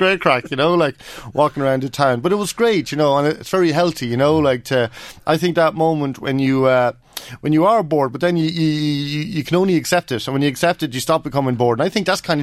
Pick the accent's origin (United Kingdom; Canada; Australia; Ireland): Ireland; Kells; moved away; come back to my hometown